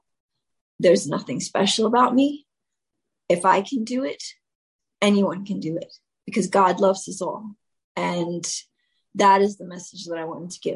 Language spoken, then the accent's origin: English; New York City, New York, United States; I was raised in the South Bronx